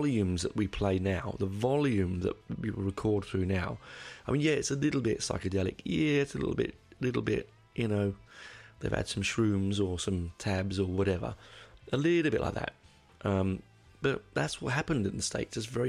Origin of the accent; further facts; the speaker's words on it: United Kingdom; I'm a Brit